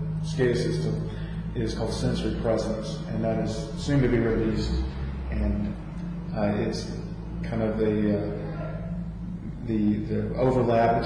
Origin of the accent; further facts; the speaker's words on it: Birmingham, Alabama, United States; From Birmingham, Alabama